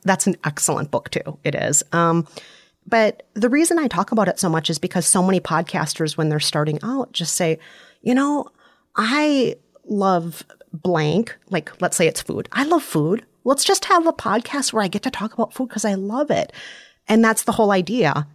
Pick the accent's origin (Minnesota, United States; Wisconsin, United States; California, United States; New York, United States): Minnesota, United States; accent: Minnesotan; I'm Minnesotan, which, by the way, is an outstanding accent